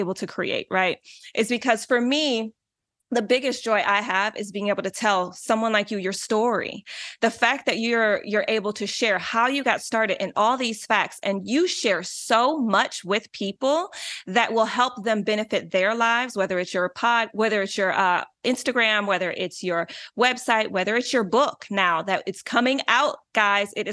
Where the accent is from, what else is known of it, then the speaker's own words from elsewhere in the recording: Detroit, Michigan, United States; now in California, United States; I'm originally from Detroit